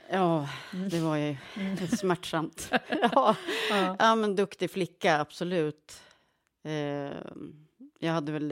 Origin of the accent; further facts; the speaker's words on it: Krokek, Östergötland, Sweden; accent: Norrköping dialect; Ja, jag växte upp i Krokek, heter en, en, eh, ett litet samhälle. Kolmården är ju mer bekant mm. postnummerområde.